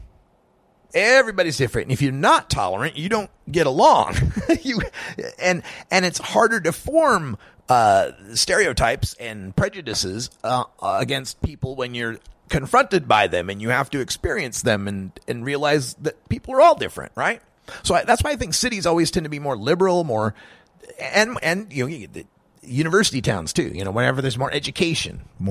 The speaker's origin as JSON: {"language": "English", "region": "Oregon", "country": "United States", "also_born_or_lived": "Idaho", "said": "Oregon, my home state"}